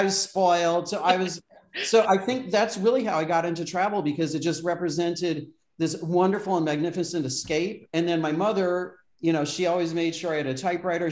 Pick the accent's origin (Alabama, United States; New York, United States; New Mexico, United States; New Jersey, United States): New York, United States; Brockport; moved away; my hometown in in Western New York State in Brockport